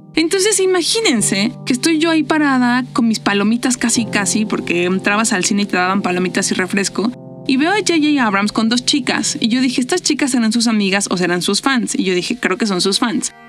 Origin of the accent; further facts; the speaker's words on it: Mexico; soy de México